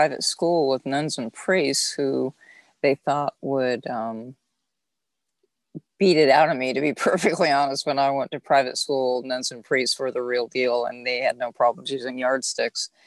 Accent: Southern California, United States; I am actually born and raised in Southern California. So I'm a beach girl, actually.

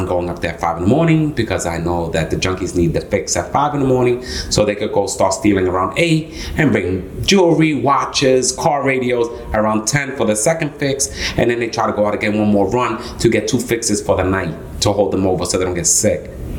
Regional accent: Puerto Rico; So, I mean, to know …, first I was born in Puerto Rico.

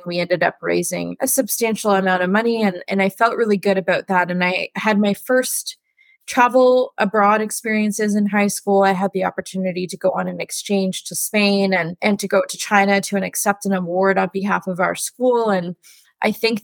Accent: Ottawa, Ontario, Canada; I grew up in Ottawa in the West End, and I still live in the West End now.

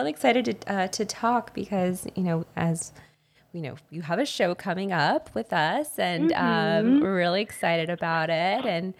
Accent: Texas, United States; now in New York City, United States; I'm originally from Texas

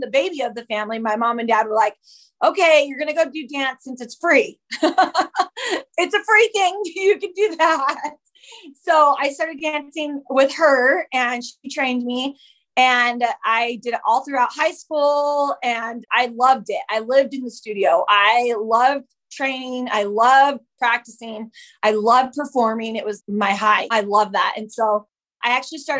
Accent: Utah, United States; also born or lived in Whittier, California; We moved to Utah when I was about 10 years old. And so I claim Utah as my home. That's where I was mostly raised there

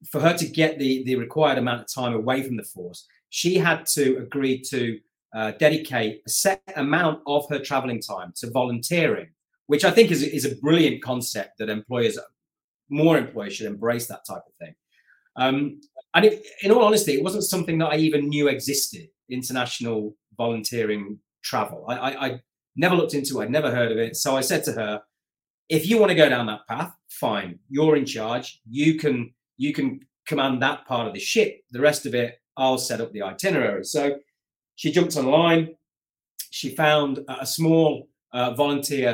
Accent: Coventry, West Midlands, United Kingdom; moved away; I'm originally from Coventry in the heart of England

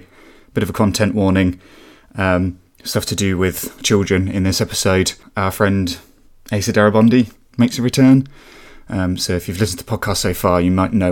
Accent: Reading, South East England, United Kingdom; I was born in Reading

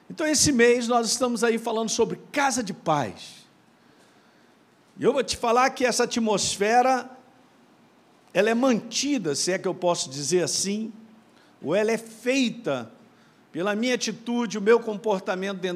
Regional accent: Minas Gerais, Brazil; born there; Eu sei, nasci em Minas, meu.

